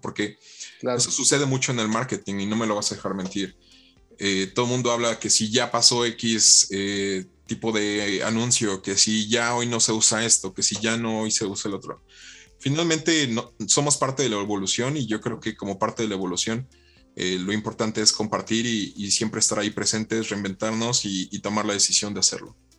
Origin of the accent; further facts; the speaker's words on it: Mexico; parte de la educación que, hemos tenido como mexicanos